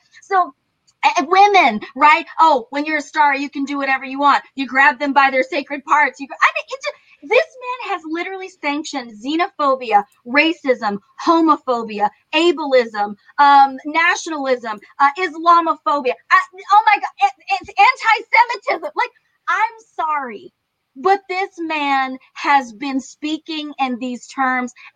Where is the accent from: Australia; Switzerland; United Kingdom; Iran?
Iran; now in United States; I was born in Iran.